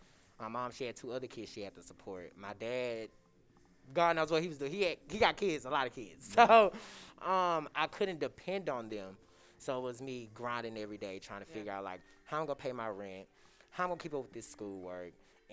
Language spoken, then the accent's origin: English; Shreveport, Louisiana, United States; moved away; growing up in Louisiana with my mom, she was a single parent.